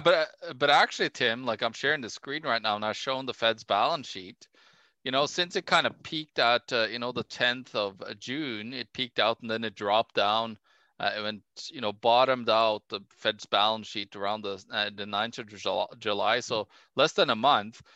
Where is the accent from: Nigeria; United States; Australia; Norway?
Norway; my home country norway